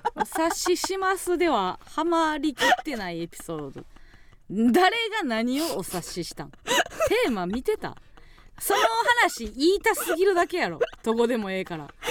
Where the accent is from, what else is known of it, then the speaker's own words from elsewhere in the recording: Kansai, Osaka, Japan; 地元大阪関西